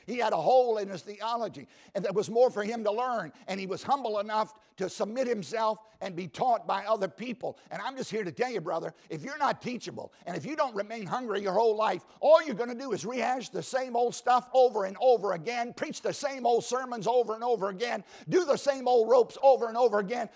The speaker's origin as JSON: {"language": "English", "region": "Southside Virginia", "country": "United States", "tie": "born or raised there", "said": "I grew up in Southside, Virginia, uh, harvesting tobacco"}